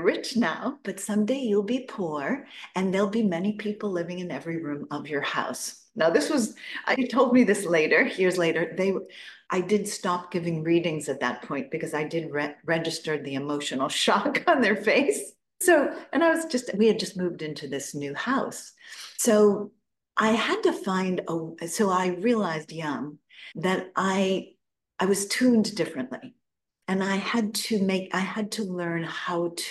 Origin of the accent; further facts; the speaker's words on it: Newton, Massachusetts, United States; I was born in Boston, Newton, Massachusetts